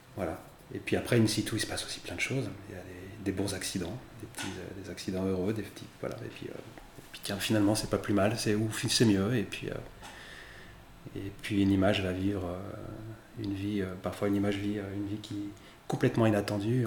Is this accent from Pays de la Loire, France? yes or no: yes; Bouchemaine, Pays de la Loire, France; moved away as an adult; also born or lived in Mexico City, Mexico; now in Chalonnes-sur-Loire, France; j'ai passé mon enfance à Bushman, qui est donc à euh, la confluence de la Maine et de la Loire